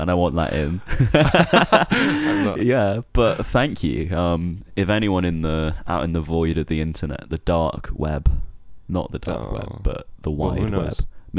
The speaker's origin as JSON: {"language": "English", "region": "West Midlands", "country": "United Kingdom", "lives_now": "Brighton, United Kingdom", "said": "I am 21 years old."}